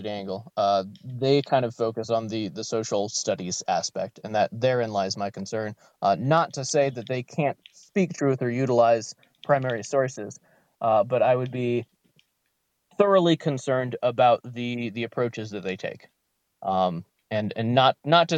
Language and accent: English; Melbourne, Florida, United States; moved away; I was born and raised in Florida. I was educated in public schools in Florida. Melbourne, the Melbourne area